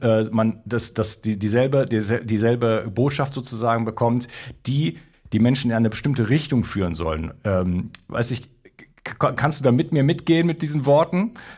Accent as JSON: {"language": "German", "country": "Germany", "also_born_or_lived": "Spain", "moved": "as an adult", "lives_now": "France", "said": "habe mich auch lange noch als Deutscher identifiziert"}